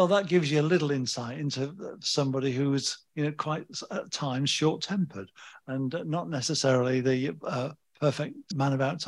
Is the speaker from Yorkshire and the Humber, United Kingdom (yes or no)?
yes; Leeds, Yorkshire and the Humber, United Kingdom; my hometown of Leeds, which is in the north of England.